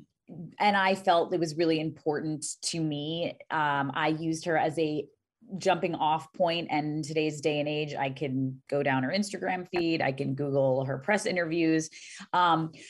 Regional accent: New York City, New York, United States; I'm a New Yorker

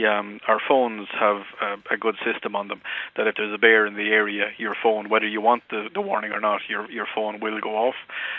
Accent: Mullingar, Leinster, Ireland; now in South Carolina, United States

